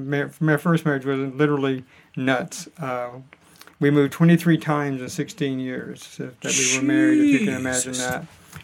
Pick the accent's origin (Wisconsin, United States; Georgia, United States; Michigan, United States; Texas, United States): Georgia, United States; Atlanta; also born or lived in upstate New York; now in Northern Virginia, United States; Originally Atlanta, Georgia. Now I live in Northern Virginia.